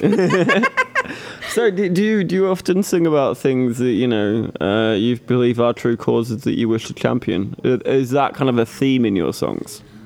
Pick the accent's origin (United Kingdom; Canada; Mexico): United Kingdom; Manchester, North West England; I'm personally I'm from Manchester, but my dad's. Um, my dad claims to be Welsh